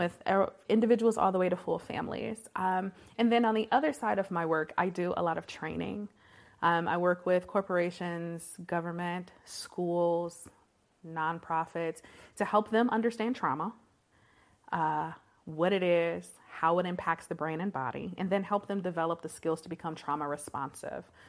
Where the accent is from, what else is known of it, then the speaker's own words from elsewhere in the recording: Detroit, Michigan, United States; I was born and raised in Detroit, Michigan, proper, in the city